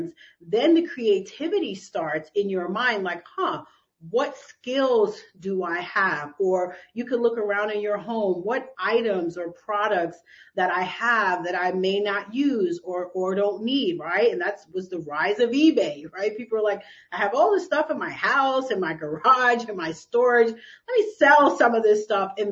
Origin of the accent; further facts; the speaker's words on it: New York City, New York, United States; I was raised here in New York City